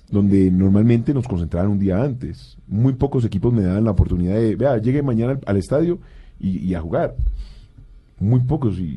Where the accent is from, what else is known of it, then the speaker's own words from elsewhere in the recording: Cali, Valle del Cauca, Colombia; Es que yo soy de Cali, ¿eh?